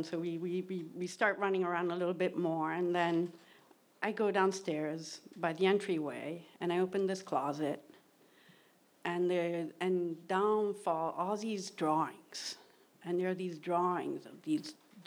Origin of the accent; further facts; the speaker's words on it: Rome, Lazio, Italy; moved away; I grew up in Rome, Italy, in the suburbs of Rome